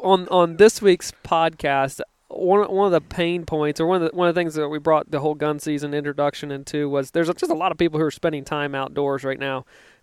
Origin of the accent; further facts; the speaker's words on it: Virginia, United States; now in Missouri, United States; I grew up in Virginia where we had a 6-week gun season.